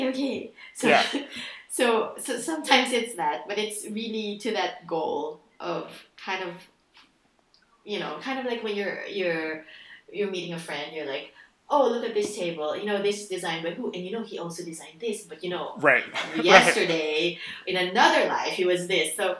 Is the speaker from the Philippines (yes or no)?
yes; Philippines; moved away; I grew up in the Philippines